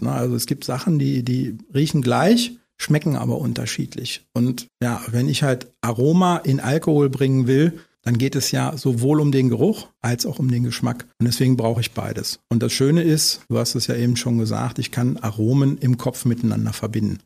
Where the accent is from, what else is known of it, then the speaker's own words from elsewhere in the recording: Osterode am Harz, Lower Saxony, Germany; also born or lived in Berlin / Brandenburg; now in Eifel, Germany; Osterode, wo ich herkomme, ist jetzt mal eine Kreisstadt gewesen, aber ist noch sehr, sehr ländlich